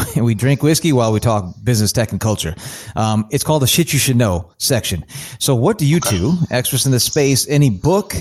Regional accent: Chicago, Illinois, United States; now in East Coast, United States; I'm from the Chicago area originally. I'm out here now, the East Coast.

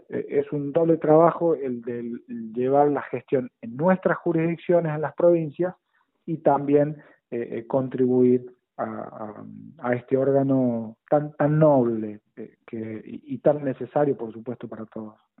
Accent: La Rioja, Argentina; como riojano

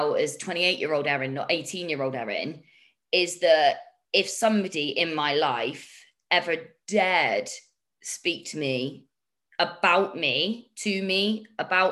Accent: United Kingdom; I'm too British for my own good

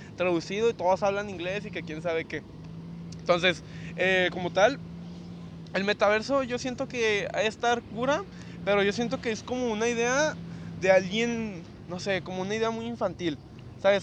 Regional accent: Mexico; soy de México

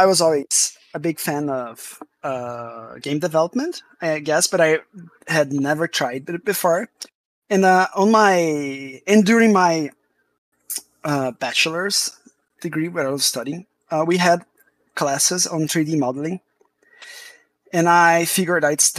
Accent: Brazil; I'm from Brazil

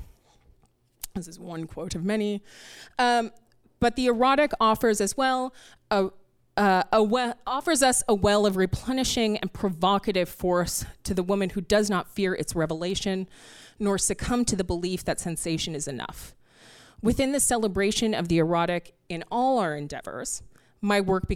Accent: Canada; moved away as an adult; now in New York City, United States; I'm a Canadian who has to live here now

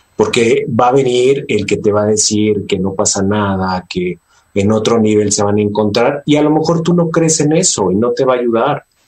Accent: Mexico; como mexicanos

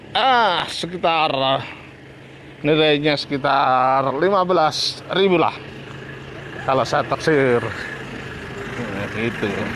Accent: Lamongan, East Java, Indonesia; Dari desa saya mengabarkan, tepatnya di Desa Njeger, Kecamatan Modo, Kabupaten Lamongan

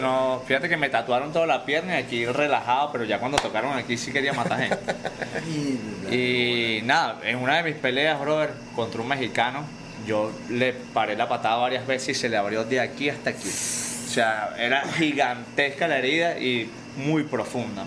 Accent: Venezuela; moved away as an adult; now in United States; desde que salí de Venezuela

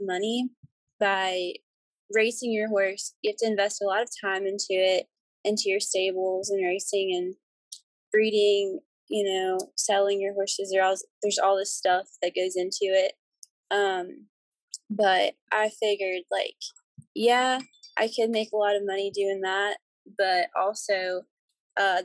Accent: near Charlotte, North Carolina, United States; I'm from North Carolina, near like the Charlotte area

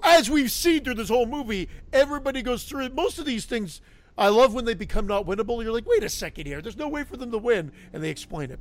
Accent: Canada; I'm Canadian

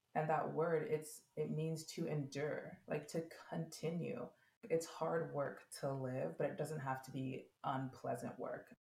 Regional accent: United States; as an American

